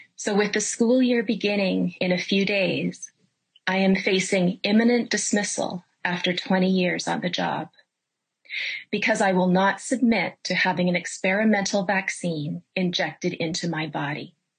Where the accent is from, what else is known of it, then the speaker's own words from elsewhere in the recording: Canada; I'm a Canadian